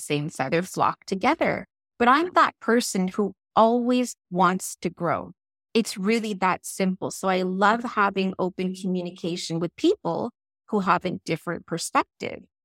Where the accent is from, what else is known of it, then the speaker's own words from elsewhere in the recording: England, United Kingdom; moved away; I was born in England, and I taught in England for about ten years